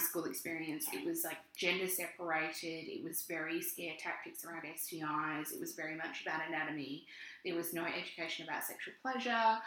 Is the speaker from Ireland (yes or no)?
no; Australia; We are a couple of queer Australian health professionals